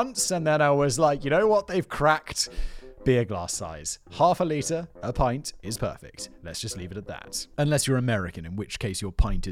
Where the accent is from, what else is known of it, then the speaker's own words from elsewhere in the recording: United Kingdom; I'm British and reserved